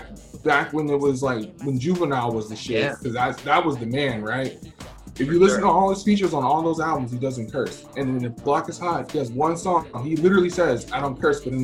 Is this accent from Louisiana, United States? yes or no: yes; Louisiana, United States; now in Washington, United States